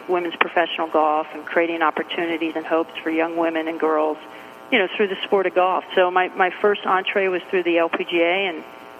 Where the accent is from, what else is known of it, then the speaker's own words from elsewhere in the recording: Washington, District of Columbia, United States; also born or lived in Myrtle Beach, South Carolina / Furman University, South Carolina; I'm from the Washington, D.C. area originally, but we would spend summers down in Myrtle Beach, South Carolina